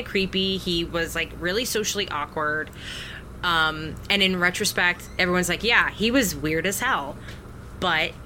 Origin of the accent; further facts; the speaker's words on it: United States; as modern American women